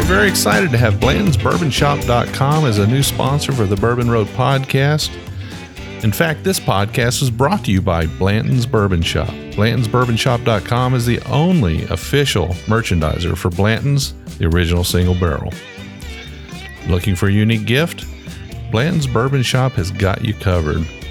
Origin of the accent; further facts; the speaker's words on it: Ohio, United States; I grew up in Ohio